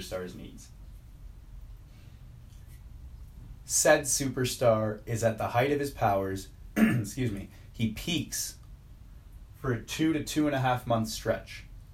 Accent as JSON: {"language": "English", "country": "Canada", "tie": "born or raised there", "said": "growing up in Canada"}